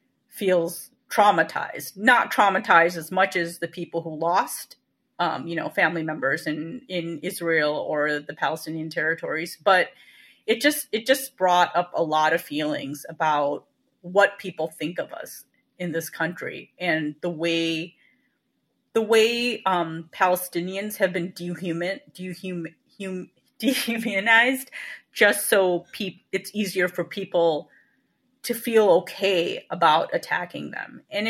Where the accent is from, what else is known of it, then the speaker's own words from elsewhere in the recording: India; it was offensive to me because I'm a Indian Muslim